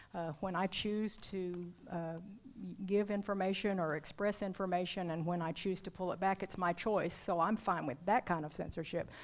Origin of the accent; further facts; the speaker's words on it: Arkansas, United States; also born or lived in Oklahoma; grew up in Arkansas